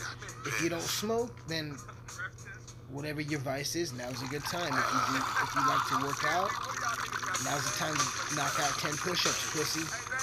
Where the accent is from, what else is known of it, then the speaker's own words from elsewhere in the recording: Colorado, United States; I'm walking down the sidewalk here in my hometown of Southern Colorado.